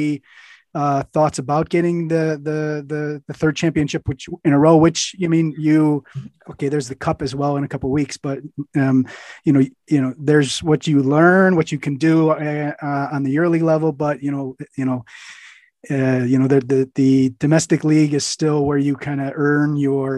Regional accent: United States

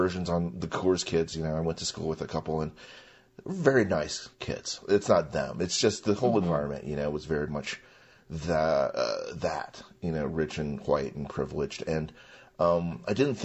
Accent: Wheat Ridge, Colorado, United States; first language Mandarin; English is a second language; also born or lived in Golden, Colorado; So I was born here in Colorado in 1973. And I was raised in a really kind of Norman Rockwellish existence in downtown Golden until I was 5 or 6 years old.

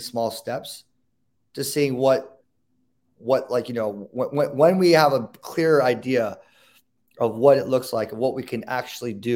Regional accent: Newport Beach, California, United States; I grew up in Newport Beach

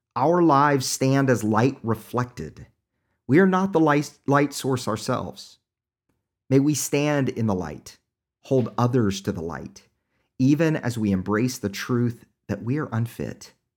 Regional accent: Oklahoma, United States; accent: Oklahoma; my Oklahoma accent

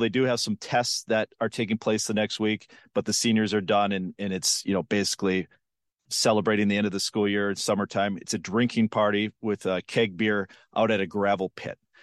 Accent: Western Minnesota, United States; I grew up in Western Minnesota in the nineties.

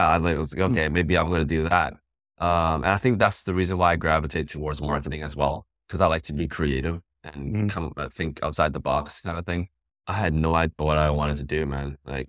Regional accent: Vancouver, British Columbia, Canada; Born and raised in Vancouver, British Columbia.

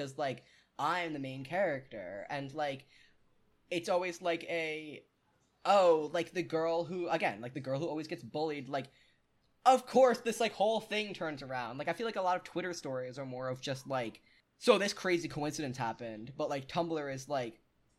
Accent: New York City, New York, United States; I'm from New York City, where the homeless have the decency to try and work for money

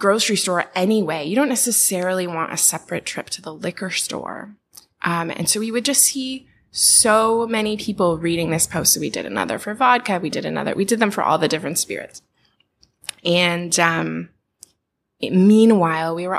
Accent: Portland, Oregon, United States; I'm from Portland, Oregon

